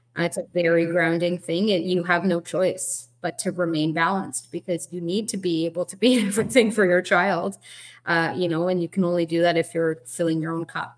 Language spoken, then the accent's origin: English; Edmonton, Alberta, Canada; moved away as an adult; now in Toronto, Canada; we are actually originally from Edmonton, uh, from your home province, Alberta